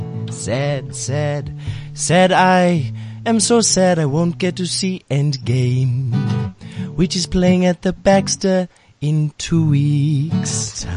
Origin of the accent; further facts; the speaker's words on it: Johannesburg, Gauteng, South Africa; also born or lived in Cape Town; I'm a Leb from Joburg